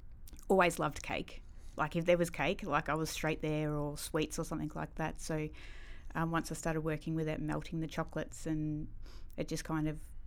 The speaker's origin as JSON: {"language": "English", "town": "Daylesford", "region": "Victoria", "country": "Australia", "tie": "born or raised there", "said": "I was born in Dalesford."}